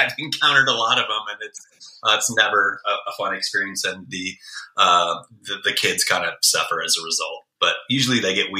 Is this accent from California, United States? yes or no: yes; California, United States; I obviously growing up in the Bay Area, or to a degree, any urban environment for that matter, you're going to be exposed to a little bit more